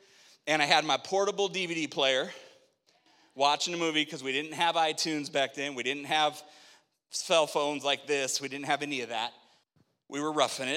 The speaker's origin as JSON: {"language": "English", "town": "Spokane", "region": "Washington", "country": "United States", "tie": "born or raised there", "moved": "yes", "said": "I grew up in Spokane"}